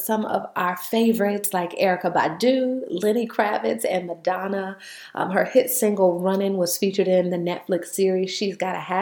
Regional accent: Durham, North Carolina, United States; also born or lived in New York; I grew up in Durham, originally from New York, but I was raised in Durham

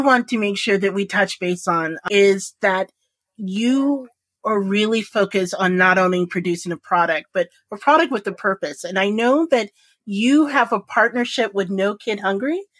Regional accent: Indianapolis, Indiana, United States; I was born and raised in Indianapolis, Indiana. Like literally, my junior high, no joke, was in the middle of a cornfield.

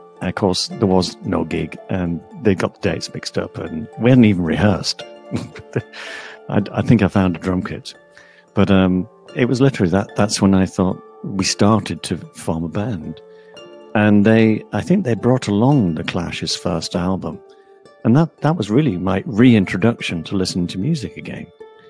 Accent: St Helens, North West England, United Kingdom; moved away as an adult; also born or lived in Liverpool; I thought I've got to leave St. Helens and become an artist. I wanted to be a painter, so I went to Liverpool to study fine art.

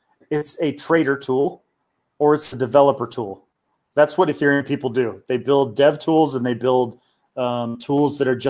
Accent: United States; I'm American

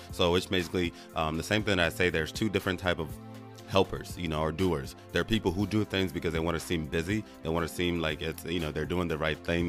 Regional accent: Nigeria; first language Igbo; English is a second language; now in United States; back when I lived in Nigeria, there's this whole punishment system if you spoke Igbo

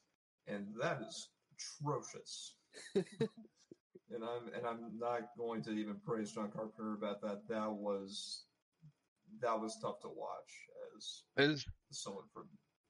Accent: Canada; Because we're Canadian.

